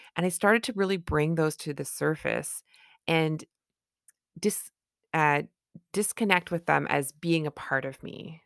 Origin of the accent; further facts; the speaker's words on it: Canada; I'm a Canadian family physician